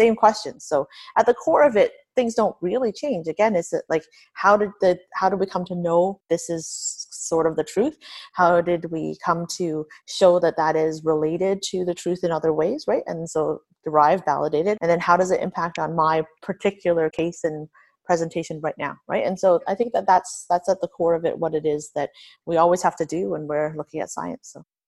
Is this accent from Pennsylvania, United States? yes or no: no; Niagara Falls, New York, United States; I grew up in Niagara, so Buffalo, I spent a lot of time there, really close to here.